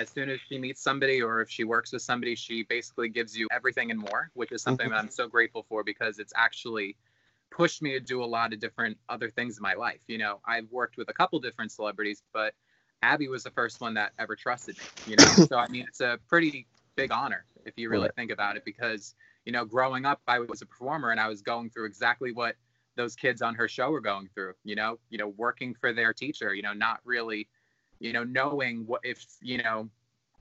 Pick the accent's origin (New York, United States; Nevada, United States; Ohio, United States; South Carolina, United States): New York, United States; Long Island; I'm from Long Island, New York. Still live here